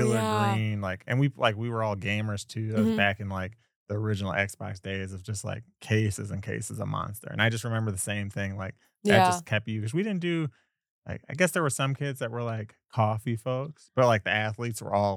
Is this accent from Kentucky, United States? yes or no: no; Wisconsin, United States; moved away as an adult; now in Las Vegas, United States; I'm from Wisconsin, moved out to Las Vegas after that.